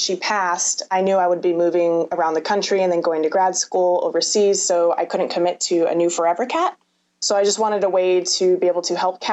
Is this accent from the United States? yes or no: yes; San Diego, California, United States; also born or lived in Berkeley, California / Richmond, Virginia; hometown is San Diego, California.